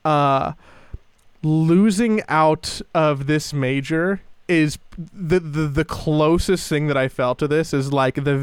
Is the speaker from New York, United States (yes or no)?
no; Los Angeles, California, United States; born or raised there